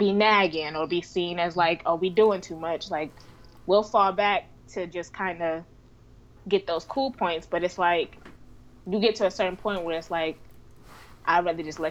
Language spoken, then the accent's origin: English; up North, Northeast, United States; also born or lived in the South (US); I was born in the South, but I was raised up North.